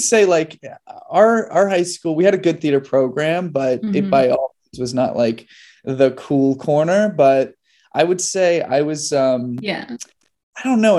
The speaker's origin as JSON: {"language": "English", "town": "Cincinnati", "region": "Ohio", "country": "United States", "tie": "born or raised there", "said": "I grew up in Cincinnati, Ohio."}